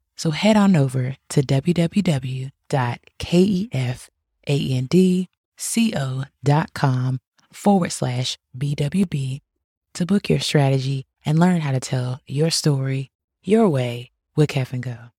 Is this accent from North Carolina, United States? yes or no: yes; Boone, North Carolina, United States; I'm a country, country girl, being born in Bun, North Carolina